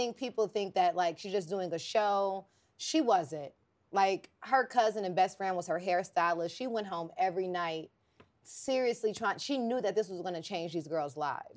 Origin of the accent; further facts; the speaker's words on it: Los Angeles, California, United States; also born or lived in Atlanta; I am a very simple hood girl from South Central Los Angeles